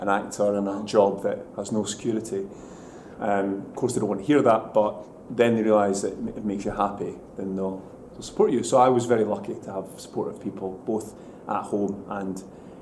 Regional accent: Bo'ness, Scotland, United Kingdom; I grew up in Bowness, it's a town outside of Edinburgh

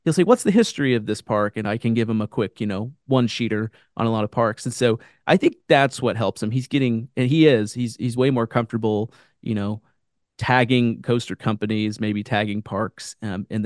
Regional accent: Kansas City, United States; now in Branson, United States

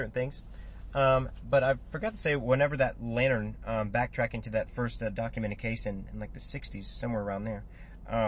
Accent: United States; we're recording this here in America, and we're from America

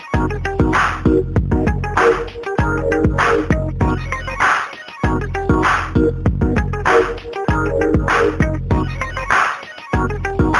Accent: New Jersey, United States; I'm from New Jersey, so I'm always, like, repping the area where I'm from

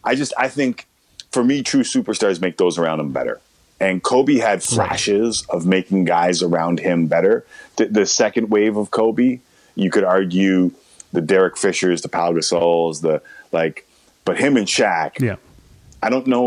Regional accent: Toronto, Ontario, Canada; also born or lived in Ottawa; I grew up Scarborough, North York border in Toronto.

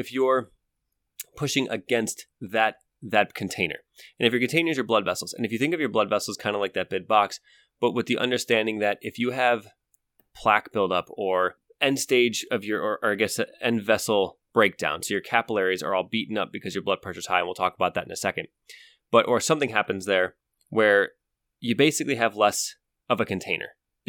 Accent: Ohio, United States; I grew up in Ohio.

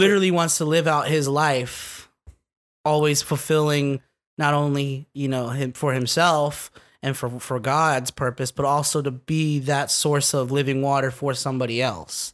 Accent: California, United States; I'm from California

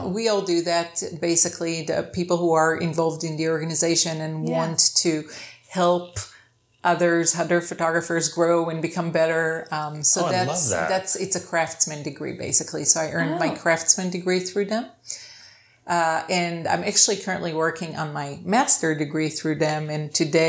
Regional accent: Israel; moved away; also born or lived in Ohio, United States; I'm from Israel. Right. I grew up in Israel, and then my dad lived in Ohio my whole life. So I was kind of back and forth.

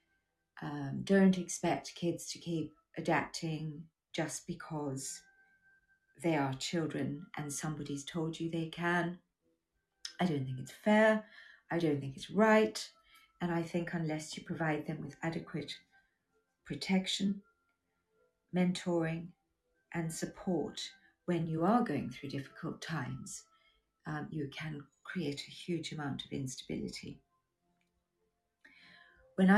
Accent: South Africa; born or raised there; moved away as an adult; also born or lived in United Kingdom / Australia

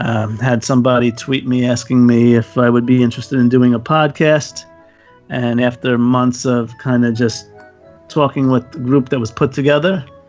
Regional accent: New York City, New York, United States; Well, I'm from New York City.

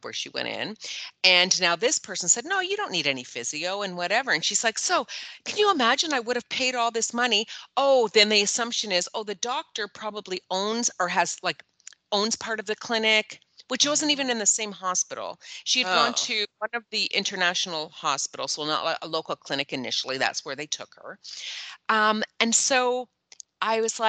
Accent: Canada; as a Canadian

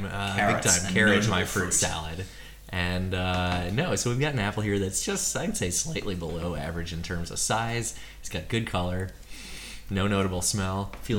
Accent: Minnesota, United States; now in Australia; as a Minnesotan

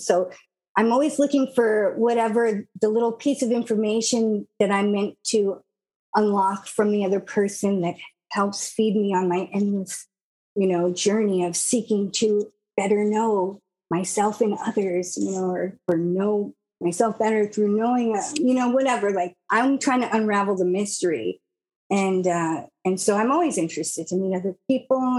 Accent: United States; I'm an American.

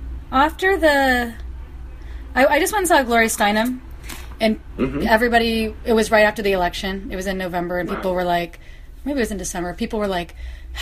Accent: Kansas, United States; also born or lived in Florida; now in Portland, United States; I grew up in Florida for a little bit and then Kansas

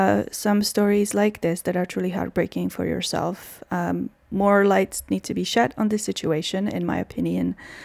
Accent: Czechia; my home country, the Czech Republic

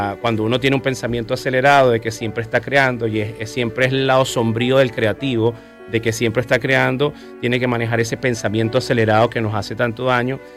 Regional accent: Venezuela; also born or lived in Colombia; me conecta con mi tierra, amo mi país. Me encanta cuando recorro Venezuela

